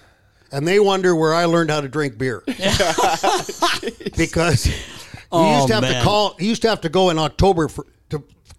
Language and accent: English; Toronto, Ontario, Canada; I grew up in Toronto.